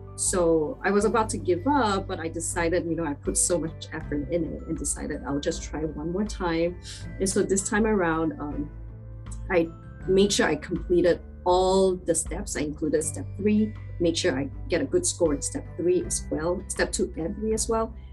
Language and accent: English; Malaysia; moved away as an adult; also born or lived in Dublin, Ireland; now in United States; I'm originally from Malaysia